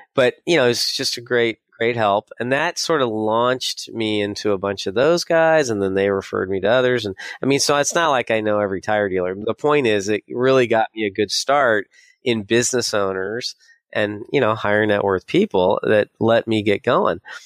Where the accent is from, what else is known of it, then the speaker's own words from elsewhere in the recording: San Diego, California, United States; moved away as an adult; also born or lived in San Francisco; I grew up in San Diego